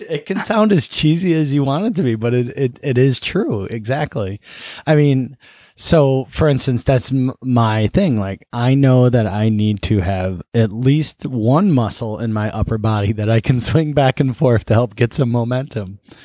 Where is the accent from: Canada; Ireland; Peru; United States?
United States; Buffalo, New York; I grew up in Buffalo